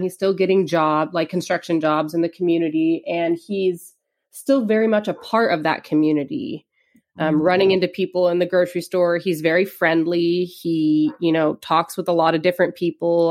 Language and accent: English; Los Angeles, California, United States; now in Eugene, United States; I'm from Los Angeles area